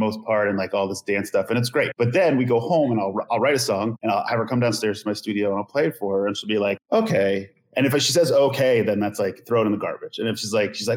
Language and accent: English; Long Island, New York, United States; I grew up on Long Island